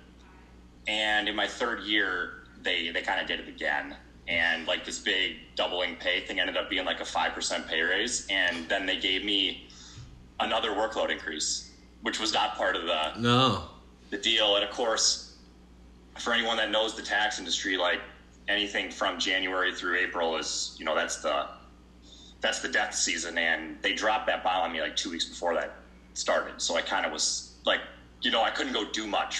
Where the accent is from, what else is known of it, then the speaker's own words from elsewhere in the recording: Brighton, Michigan, United States; I'm from Brighton, Michigan, coming to you live